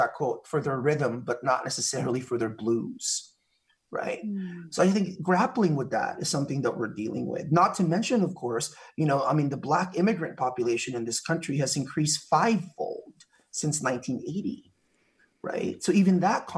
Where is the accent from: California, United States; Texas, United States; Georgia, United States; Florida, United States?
California, United States; Mountain View; also born or lived in Philippines; I live in the Bay Area and I grew up in the Bay Area, right? So I immigrated here from the Philippines in like 1993.